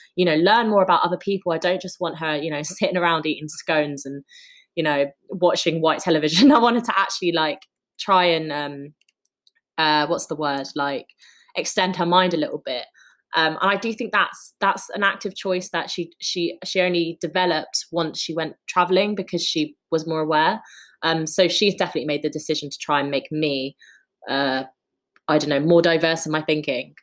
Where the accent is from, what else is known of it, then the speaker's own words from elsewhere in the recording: London, United Kingdom; I kind of moved here when I was four years old